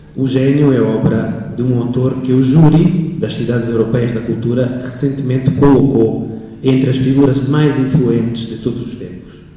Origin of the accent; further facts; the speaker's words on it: Italy; Portuguese is a second language; Não é a minha língua materna, eu sou italiano